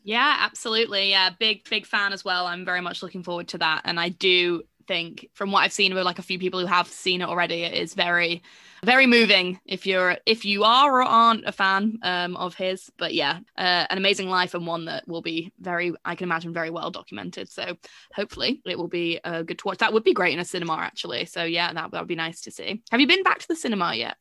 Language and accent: English; England, United Kingdom; I do feel like I am English